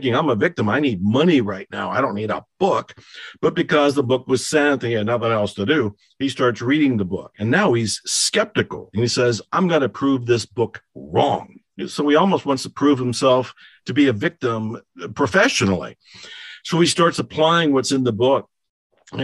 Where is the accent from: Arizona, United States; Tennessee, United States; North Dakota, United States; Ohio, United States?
Ohio, United States; moved away; I was born and raised in Ohio, and I left